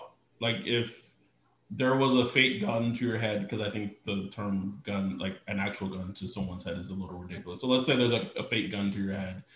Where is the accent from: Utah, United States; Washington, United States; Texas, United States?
Texas, United States; I'm from Texas